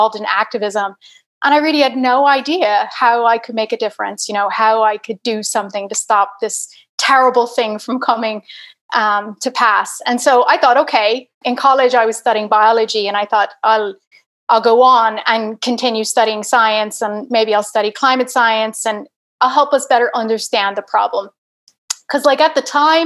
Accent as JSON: {"language": "English", "region": "Virginia", "country": "United States", "tie": "born or raised there", "accent": "American", "said": "I'm obviously American, you can tell from my accent. I was born in Virginia."}